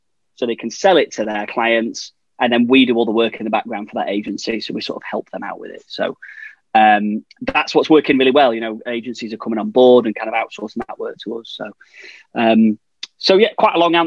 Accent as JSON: {"language": "English", "town": "Blackpool", "region": "North West England", "country": "United Kingdom", "tie": "born or raised there", "said": "But I grew up there, stone's throw from the tower"}